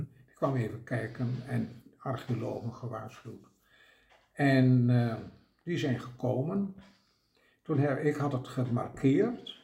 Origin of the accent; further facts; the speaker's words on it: Drenthe, Netherlands; accent: Drents; ik ben een Drents